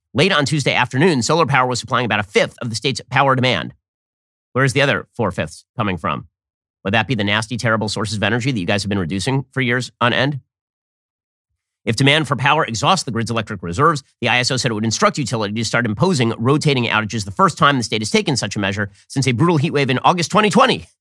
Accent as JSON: {"language": "English", "region": "California", "country": "United States", "moved": "as an adult", "lives_now": "Florida, United States", "said": "I am a refugee from California. I spent thirty-five years of my life in California before I moved my family over here to a much better state, Florida"}